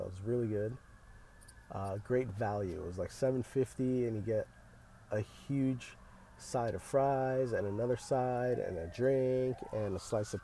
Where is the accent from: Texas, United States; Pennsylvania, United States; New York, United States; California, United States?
California, United States; we're from California. We don't get much rain.